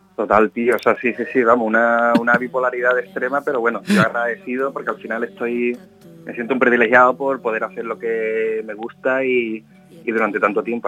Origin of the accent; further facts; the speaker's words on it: Jerez de la Frontera, Andalusia, Spain; yo soy de Jerez de la Frontera y de alguna manera el flamenco es como que siempre lo he tenido ahí de background, en el sentido de eh, todos los eventos de mi pueblo